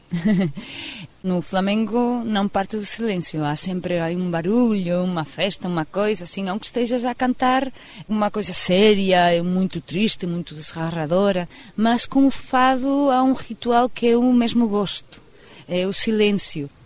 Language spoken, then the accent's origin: Portuguese; San Sebastián, Basque Country, Spain; Portuguese is a second language; minha terra, eh, São Sebastião, do País Vasco